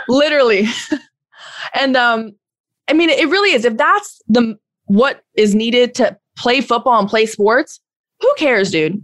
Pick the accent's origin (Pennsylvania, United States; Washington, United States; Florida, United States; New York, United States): Florida, United States; I'm from Florida